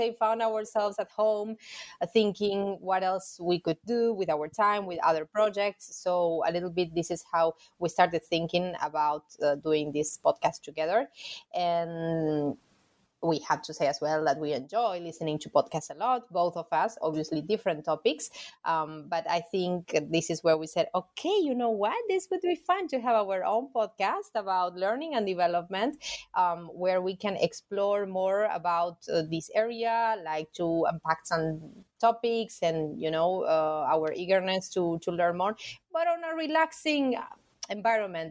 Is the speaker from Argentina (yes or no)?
yes; Argentina; I'm from Argentina and I'm currently based in Buenos Aires.